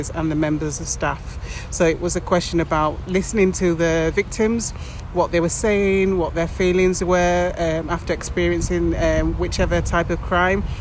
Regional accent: England, United Kingdom; moved away as an adult; now in Spain; I'm from England.

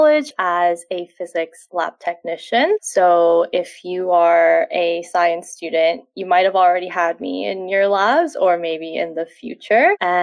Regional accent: Quebec, Canada; first language Korean; also born or lived in South Korea; I moved to Canada when I was 6. So I was born in Korea, but my family immigrated here when I was quite young. So I did all of my schooling here ever since elementary school

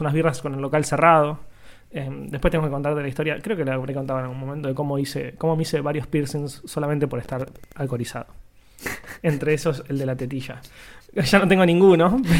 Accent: Quilmes, Buenos Aires Province, Argentina; yo durante muchos años en mi infancia, en Quilmes, cuando todavía vivía allá

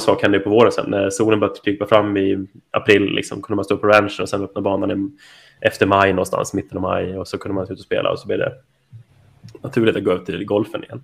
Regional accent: Rättvik, Dalarna County, Sweden; moved away as an adult; also born or lived in Halmstad; now in Staffanstorp, Sweden; är jag uppvuxen i, i Dalarna. Eh, lilla härliga Rättvik

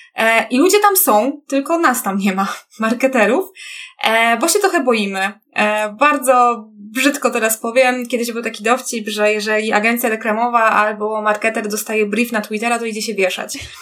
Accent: Kraków, Lesser Poland, Poland; ja też niby jestem z Krakowa, ale powiedzmy, że to, to są te duże tak jednostki miejskie, w których mieszkamy

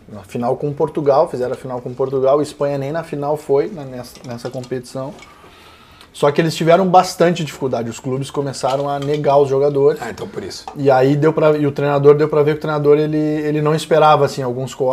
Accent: Rio Grande do Sul, Brazil; gaúcho, eu também entendo de carne

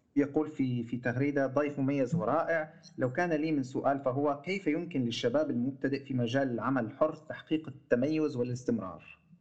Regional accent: Syria; عندنا بسوريا

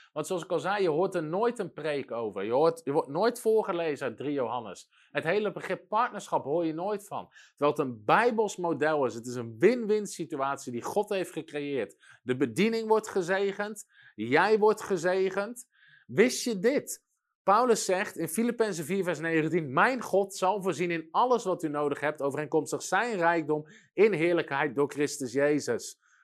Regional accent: Netherlands

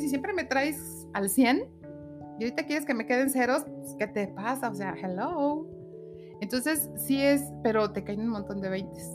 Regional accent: Aguascalientes, Mexico; also born or lived in Mexico City; Soy originaria de la Ciudad de México. Llegué a esta hermosa tierra Agüitas a los nueve meses.

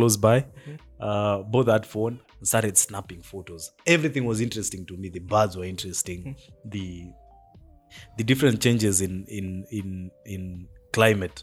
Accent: Nandi County, Kenya; I was raised in Nandi County, very green

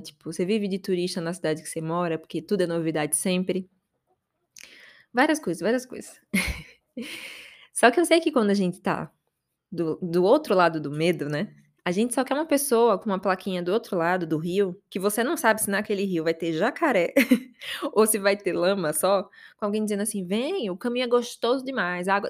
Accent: Aracaju, Sergipe, Brazil; moved away as an adult; now in São Paulo, Brazil; Eu tô aqui em São Paulo e não odiava morar em Aracaju

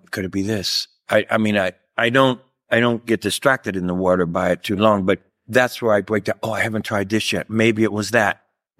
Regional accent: Louisville, Kentucky, United States; Louisville, Kentucky. Yeah, man. Midwest, you know, not a big family and athletic family.

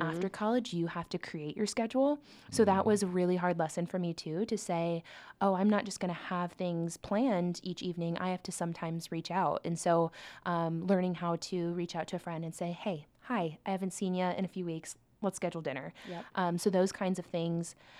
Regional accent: Omaha, Nebraska, United States; also born or lived in Lincoln, Nebraska; I grew up in Omaha, Nebraska. So I've, I've lived in Nebraska uh, my whole life

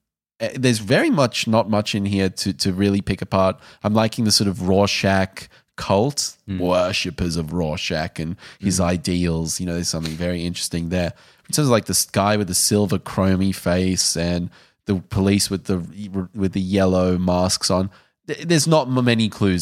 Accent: South Africa; And I can say that because I'm South African.

